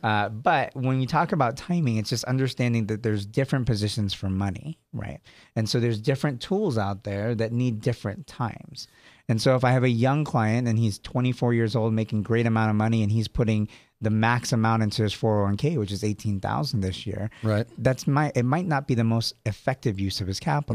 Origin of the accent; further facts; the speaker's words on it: San Jose, California, United States; also born or lived in Sacramento / Henderson; I was born in San Jose, I lived in Sacramento for a while